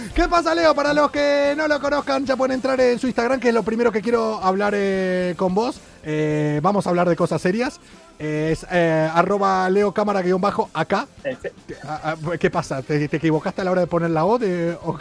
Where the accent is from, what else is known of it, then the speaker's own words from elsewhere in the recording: Argentina; now in Madrid, Spain; los argentinos, eso, somos